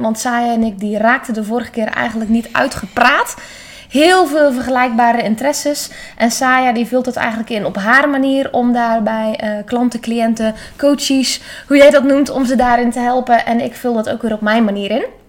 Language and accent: Dutch; Netherlands